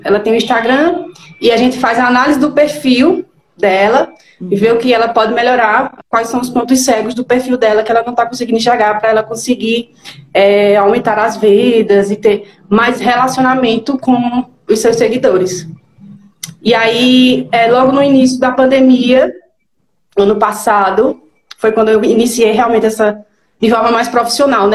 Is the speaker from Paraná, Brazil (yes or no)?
no; Garanhuns, Pernambuco, Brazil; sou de Garanhuns, Pernambuco.